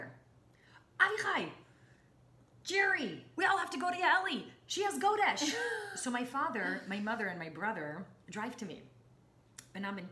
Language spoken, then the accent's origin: English; Jerusalem, Jerusalem District, Israel; I was born and raised in Jerusalem